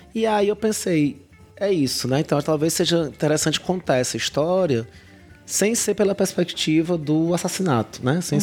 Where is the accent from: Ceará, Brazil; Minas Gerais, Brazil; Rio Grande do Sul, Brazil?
Ceará, Brazil; Fortaleza; moved away as an adult; also born or lived in Cariri; now in Juazeiro do Norte, Brazil; sou uma pessoa que nasci é, em Fortaleza e fui adotado pelo Cariri há 13 anos